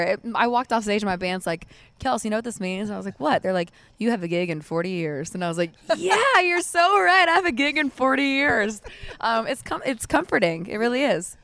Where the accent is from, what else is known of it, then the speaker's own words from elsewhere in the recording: Mascot, Tennessee, United States; I lived out in Mascot, Tennessee, which is probably forty minutes from where we are right now. And I, we actually lived next door to my cousin's, so I got to grow up